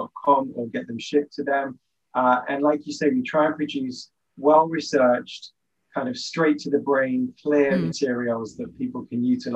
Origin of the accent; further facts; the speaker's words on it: London, United Kingdom; now in Israel; I grew up in London